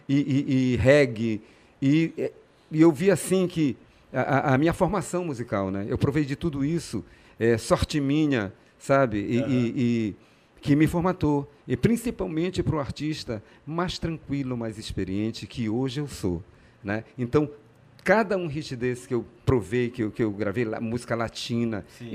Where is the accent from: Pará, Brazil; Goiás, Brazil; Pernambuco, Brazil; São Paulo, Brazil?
Pará, Brazil; also born or lived in Rio de Janeiro, Brazil; eu nasci no Rio, vim com dois anos de idade, fui criado aqui como todo bom e maravilhoso paraense